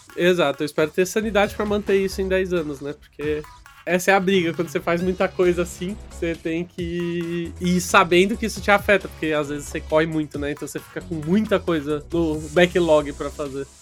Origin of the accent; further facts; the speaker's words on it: Barueri, São Paulo, Brazil; Eu sou de Barueri, uma cidadezinha de São Paulo